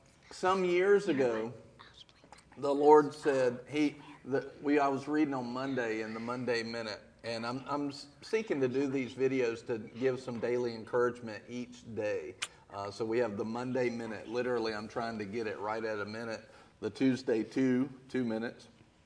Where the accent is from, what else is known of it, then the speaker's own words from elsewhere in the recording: Greensboro, North Carolina, United States; I grew up a couple of counties up in Guilford County in Greensboro.